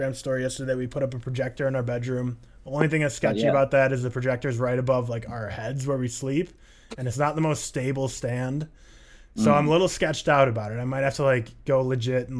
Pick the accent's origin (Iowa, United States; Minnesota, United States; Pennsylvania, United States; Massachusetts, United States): Minnesota, United States; moved away; I'm from Minnesota